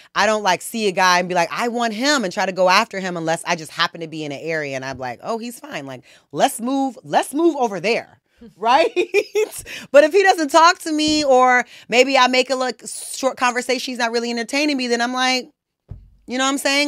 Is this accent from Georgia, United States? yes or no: yes; Conyers, Georgia, United States; I'm from Georgia. I'm from the South